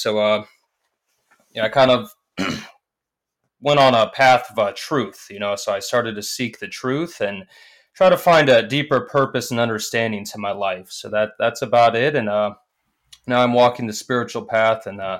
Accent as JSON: {"language": "English", "town": "Luhansk", "region": "Luhansk Oblast", "country": "Ukraine", "tie": "born or raised there", "said": "I'm 25 years old. I was born in Luhansk, Ukraine."}